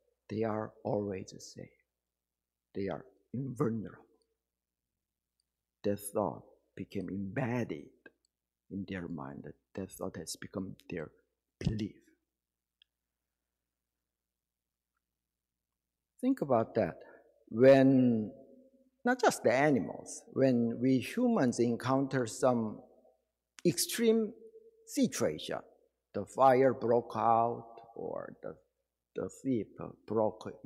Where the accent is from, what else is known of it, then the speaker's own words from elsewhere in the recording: Daegu, South Korea; moved away; My hometown was Daegu City in Korea